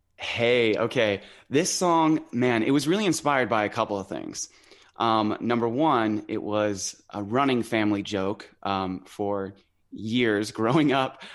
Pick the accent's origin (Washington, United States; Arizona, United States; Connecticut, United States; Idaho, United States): Idaho, United States; also born or lived in San Diego, California; now in near San Diego, United States; I was born in San Diego, um, and I lived in the city until I was about five or six. Um, and my grandma, who at the time lived in Idaho, uh, drove down to California, picked us up, and hauled us over to her place in Idaho.